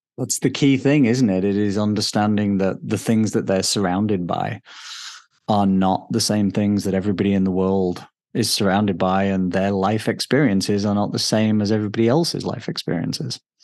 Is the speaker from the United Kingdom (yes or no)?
yes; England, United Kingdom; moved away as an adult; now in Denver, United States; I'm British. I grew up in England. Um, now I live in Denver, Colorado